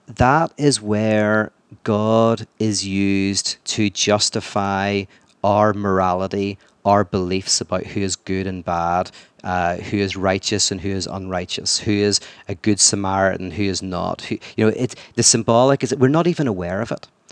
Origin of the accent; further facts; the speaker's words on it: Northern Ireland, United Kingdom; "Where are you from?" And I said, "Northern Ireland."